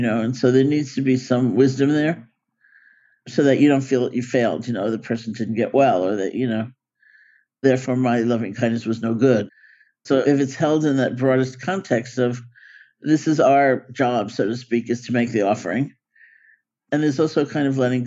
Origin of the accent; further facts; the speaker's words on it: New York City, New York, United States; I grew up in New York City.